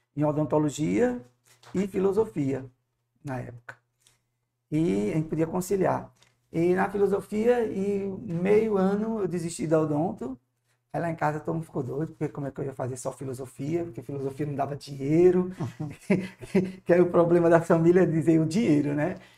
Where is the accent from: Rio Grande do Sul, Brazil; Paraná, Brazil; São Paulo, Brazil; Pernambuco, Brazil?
Pernambuco, Brazil; Moreno; also born or lived in Carpina; a gente nasceu em Pernambuco, na cidade de Moreno, é, tive a formação em escolas é, mistas